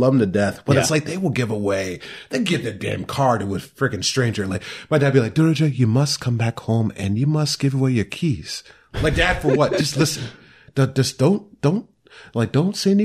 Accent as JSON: {"language": "English", "town": "Mount Pleasant", "region": "Iowa", "country": "United States", "said": "this weird kid from West Philadelphia Mount Pleasant"}